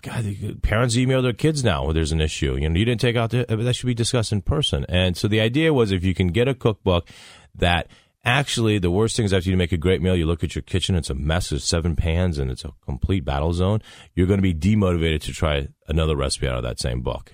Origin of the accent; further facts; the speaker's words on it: Dayton, Ohio, United States; moved away; I grew up in Dayton, Ohio